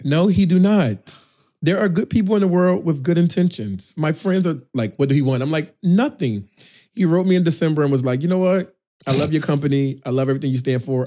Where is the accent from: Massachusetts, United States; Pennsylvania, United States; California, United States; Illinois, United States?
Pennsylvania, United States; Philadelphia; moved away as an adult; also born or lived in Houston / Atlanta / South Africa / Brazil; I'm from Philadelphia.